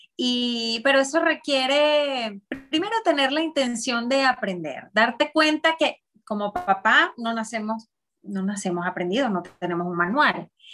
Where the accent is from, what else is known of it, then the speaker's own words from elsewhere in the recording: Venezuela; soy venezolana